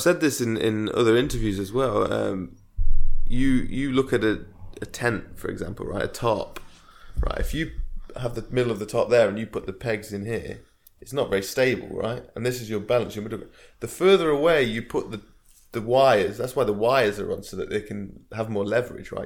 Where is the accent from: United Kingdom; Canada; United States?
United Kingdom; Derby, East Midlands; moved away; I moved back to my hometown, Derby, where we are now